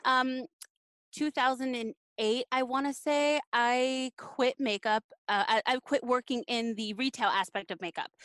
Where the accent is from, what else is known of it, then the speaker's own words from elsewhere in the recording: Los Angeles, California, United States; When I was a kid growing up in Los Angeles